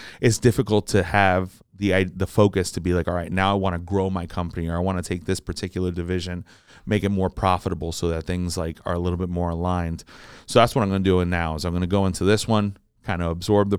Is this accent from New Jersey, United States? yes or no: yes; Jersey City, New Jersey, United States; I'm from Jersey City.